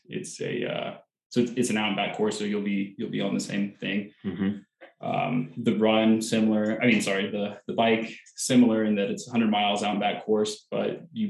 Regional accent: Colorado, United States; also born or lived in Texas; I'm originally from Colorado, grew up here, went to the Colorado School of Mines for college, moved to Texas for a while for work, came back for grad school, and been here the majority of the time.

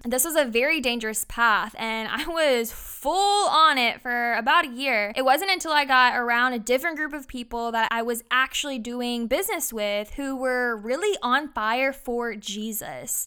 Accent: Brandon, Mississippi, United States; moved away as an adult; also born or lived in San Diego, California; now in Sumter, United States; I'm from Brandon, Mississippi. And now you can find me in Sumter, South Carolina

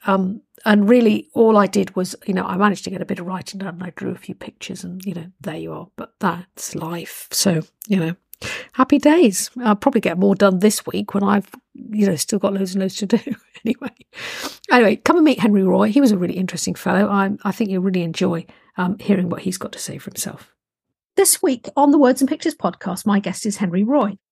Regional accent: United Kingdom; I'm British and I'm a little bit, a bit sort of stand backish

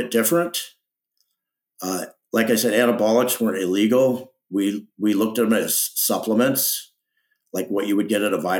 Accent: Los Angeles, California, United States; I grew up in the San Fernando Valley, which is a suburb of Los Angeles

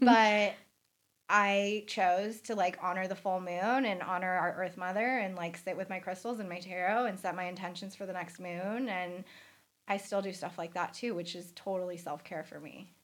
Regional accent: San Diego, California, United States; I grew up in Rancho Bernardo

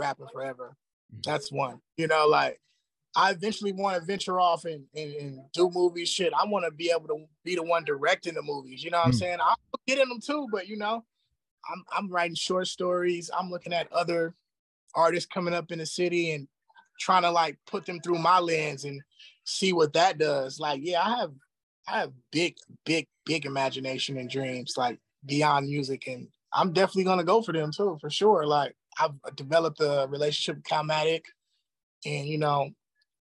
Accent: Los Angeles, California, United States; I'm from the East Side

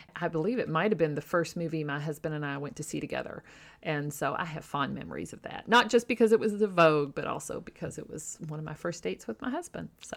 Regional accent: Louisville, Kentucky, United States; I was born in Louisville and have lived here my whole life.

